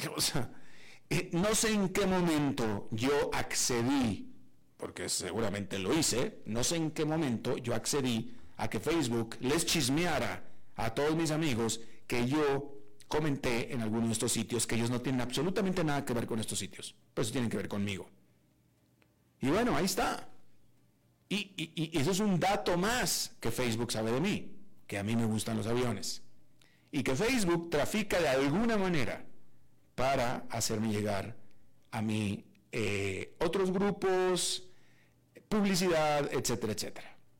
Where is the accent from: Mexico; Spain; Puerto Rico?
Mexico; Monterrey, Nuevo León; moved away; also born or lived in San José, Costa Rica; Monterrey, de donde yo soy